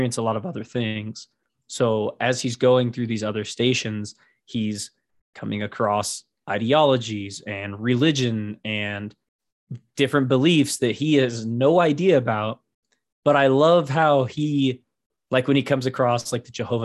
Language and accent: English; United States; I am American through and through